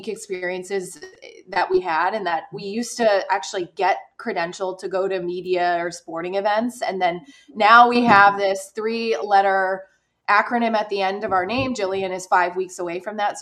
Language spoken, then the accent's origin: English; St. Louis, Missouri, United States; moved away; I grew up in St. Louis